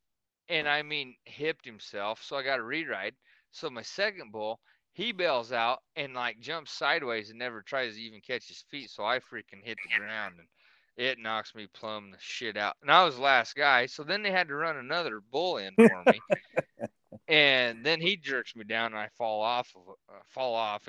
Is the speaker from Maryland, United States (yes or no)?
no; Nebraska, United States; I'm from Nebraska